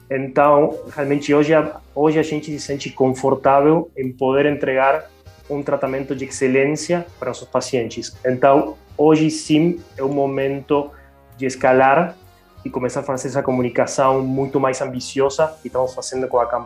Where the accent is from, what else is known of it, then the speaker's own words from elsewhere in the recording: Argentina; Portuguese is a second language; moved away as an adult; now in Brazil; Não, eu sou natural da Argentina, é, mas bom, eu moro há oito anos quase no Brasil